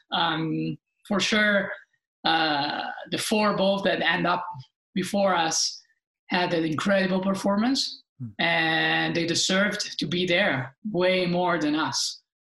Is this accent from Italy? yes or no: yes; Italy; being Italian